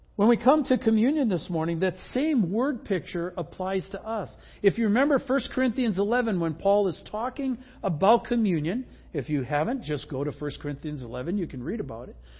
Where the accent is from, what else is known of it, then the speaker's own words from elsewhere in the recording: Midwest, United States; I grew up in the Midwest